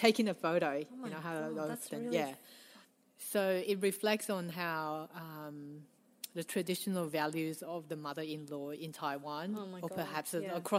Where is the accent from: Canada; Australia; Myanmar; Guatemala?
Australia; growing up in Australia